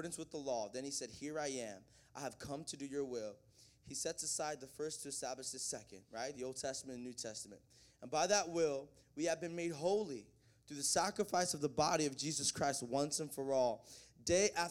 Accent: the South, United States; also born or lived in the North; I'm from the South. I was born up north, raised down south

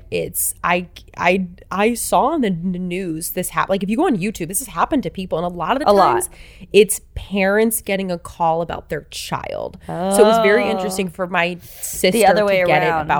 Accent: Michigan, United States; accent: Michigan; Like, I'm just a girl from the Midwest, you know, I just got rid of my Michigan accent, so.

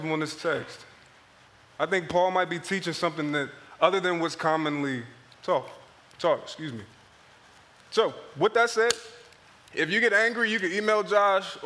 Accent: Philadelphia, Pennsylvania, United States; moved away; growing up in Philadelphia was a very interesting experience

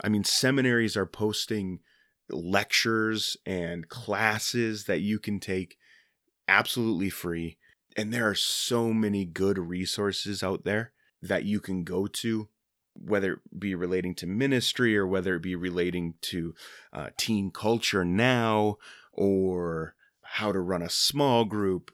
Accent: Minnesota, United States; I live in Minnesota. I'm from Minnesota

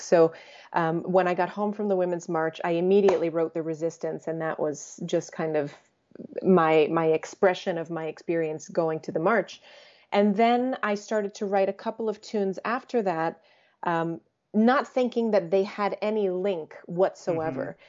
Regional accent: United States; first language English; I was born in the States, uh, first generation American, but my parents are both Croatian.

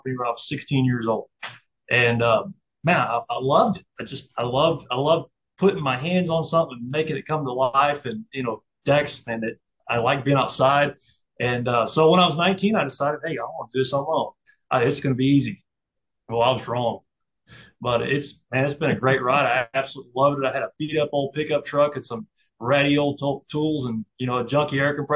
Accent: Cleveland, Texas, United States; I'm from Cleveland.

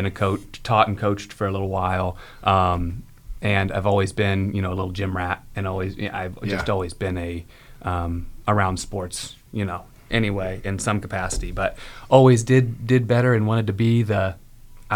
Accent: Carmel, United States; I grew up in Carmel

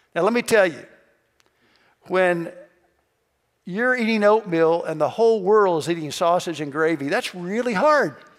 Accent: Kentucky, United States; I'm from Kentucky

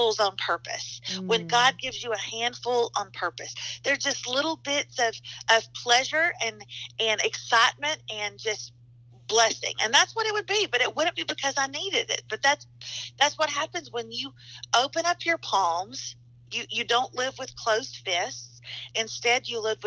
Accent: the South, United States; also born or lived in Nashville, Tennessee; I'm from the South. We fry everything

